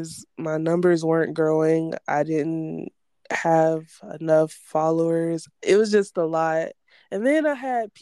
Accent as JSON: {"language": "English", "town": "Columbus", "region": "Georgia", "country": "United States", "tie": "born or raised there", "said": "my hometown, Columbus"}